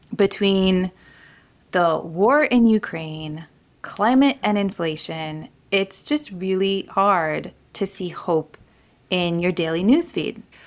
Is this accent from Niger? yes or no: yes; Niger; moved away; I grew up in Niger, West Africa